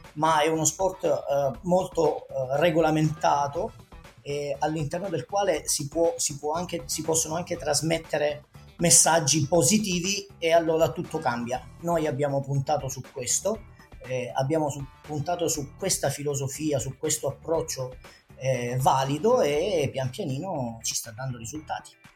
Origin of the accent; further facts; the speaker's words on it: Salento, Apulia, Italy; moved away; giù nella, nella, mia terra, perché poi comunque mi sono ritrasferito in, quel, eh, in Salento